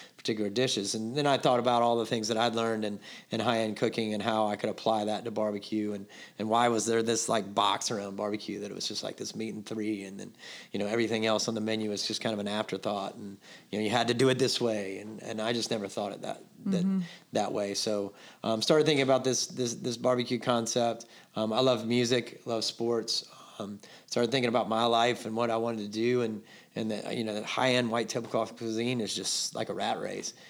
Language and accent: English; Atlanta, Georgia, United States; moved away as an adult; now in Charleston, United States; I grew up in Atlanta